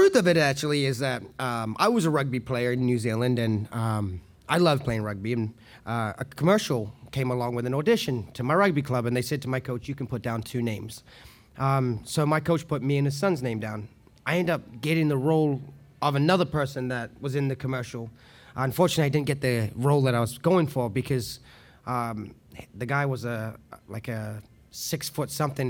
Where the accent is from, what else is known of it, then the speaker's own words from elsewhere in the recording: San Rafael, California, United States; Growing up in San Rafael, it was a beautiful summer morning, and I was riding my bike to school, and I was riding past George Lucas's house at the time.